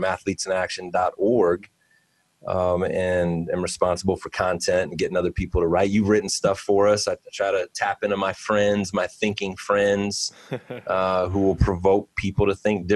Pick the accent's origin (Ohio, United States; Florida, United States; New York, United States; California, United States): Ohio, United States; Cleveland; I am from Cleveland and very much a city boy myself